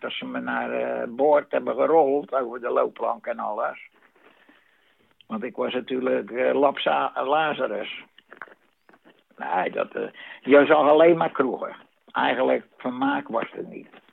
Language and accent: Dutch; Vlaardingen, South Holland, Netherlands; ik kom uit Vlaardingen, dat is officieel